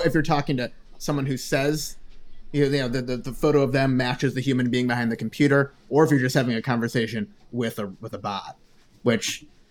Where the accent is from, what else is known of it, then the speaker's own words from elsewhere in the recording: Ohio, United States; also born or lived in Chicago; like growing up in the Midwest, it's the same thing. Like before my family became upper middle class in Chicago, living in Ohio and just being regular middle class, being in a rural place